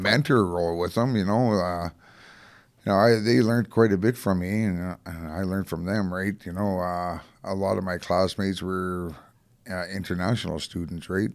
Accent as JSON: {"language": "English", "town": "Calgary", "region": "Alberta", "country": "Canada", "tie": "born or raised there", "also_born_or_lived": "Winnipeg / Strathmore / Hanna / Invermere, British Columbia", "lives_now": "Edmonton, Canada", "said": "I grew up in Calgary"}